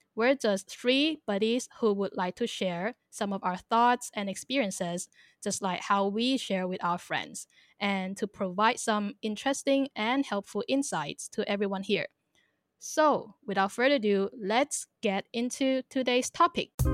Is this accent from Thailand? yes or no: yes; Thailand; also born or lived in China / Hong Kong / Northern Ireland; I am a Chinese born but raised in Thailand